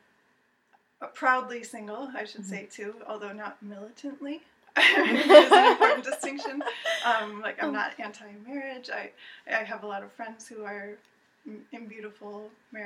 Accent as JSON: {"language": "English", "town": "East Aurora", "region": "New York", "country": "United States", "tie": "born or raised there", "also_born_or_lived": "Rochester, New York", "lives_now": "Buffalo, United States", "said": "I grew up in East Aurora"}